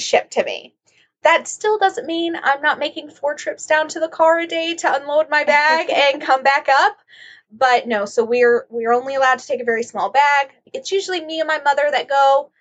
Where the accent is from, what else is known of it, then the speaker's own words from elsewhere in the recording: Oklahoma, United States; I'm from Oklahoma. I'm corn fed.